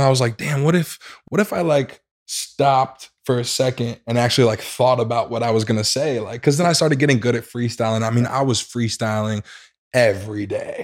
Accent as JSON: {"language": "English", "town": "St. Louis", "region": "Missouri", "country": "United States", "said": "I am from Saint Louis, Missouri."}